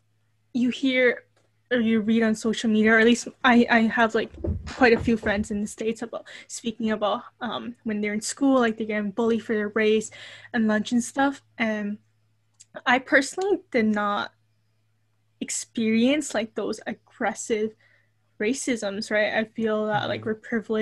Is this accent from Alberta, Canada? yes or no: no; Toronto, Ontario, Canada; I was born and raised here in Toronto